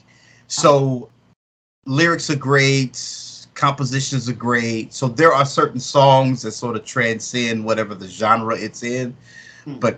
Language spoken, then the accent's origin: English; Nashville, Tennessee, United States; Nashville has always been a great place to grow up in.